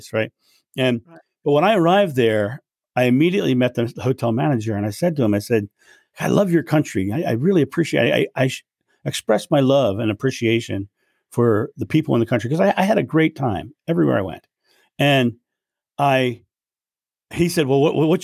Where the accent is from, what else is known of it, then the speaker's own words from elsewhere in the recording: United States; I'm American